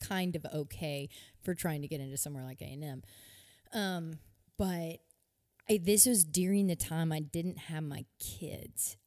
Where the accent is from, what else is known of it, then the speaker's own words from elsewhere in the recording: United States; also born or lived in Nice, France; I love being an American.